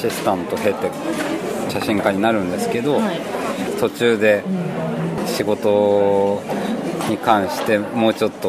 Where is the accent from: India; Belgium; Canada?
Belgium; Brussels, Brussels-Capital Region; ベルギーです